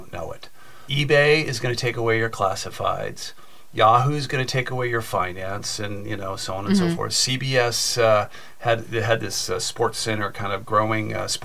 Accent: Silicon Valley, California, United States; I grew up in Silicon Valley

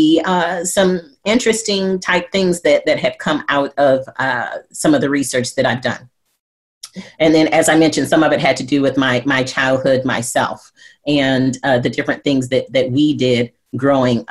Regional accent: Flint, Michigan, United States; I grew up in Flint, Michigan, and we had a program in our school, in our elementary school

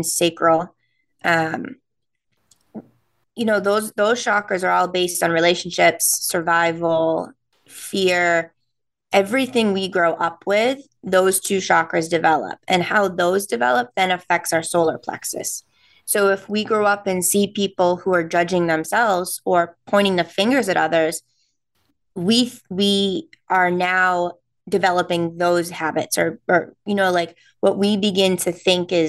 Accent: New England, United States; accent: non-rhotic New England; since we're from New England, we don't pronounce the R's

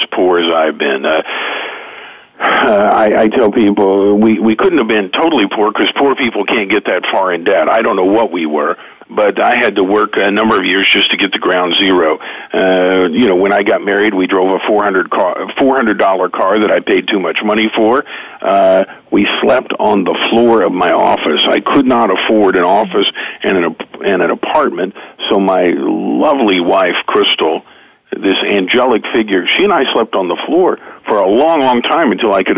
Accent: Oklahoma, United States; I grew up in Oklahoma here in the middle of the country

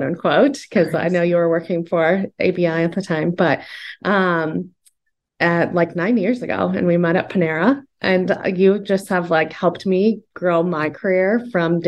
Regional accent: Fort Dodge, Iowa, United States; also born or lived in Arizona; now in Des Moines, United States; born and raised in Iowa. So I'm actually from Fort Dodge, but I've lived in Des Moines now for 12, 13 years

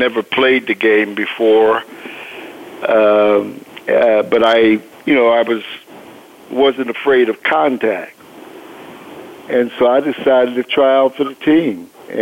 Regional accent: Pittsburgh, Pennsylvania, United States; moved away as an adult; also born or lived in Dodge City, Kansas; I grew up in Pittsburgh, Pennsylvania, specifically the Hill District.

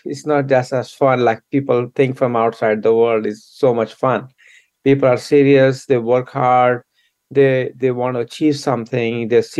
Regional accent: New Delhi, Delhi, India; now in United States; I grew up in India, I was born in New Delhi, and I went to school there. And when I was very young, I came to United States

